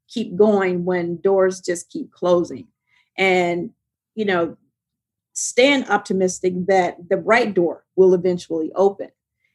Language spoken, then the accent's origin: English; the South, United States; My mother, you know, just growing up in the South, like, the only thing that she told me was, don't get in trouble.